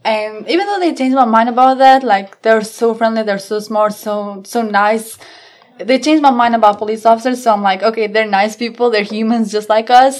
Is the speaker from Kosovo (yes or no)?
yes; Kosovo; English is a second language; now in Chesterfield County, United States; I grew up on Kosovo, which is almost more on like Southeast Europe.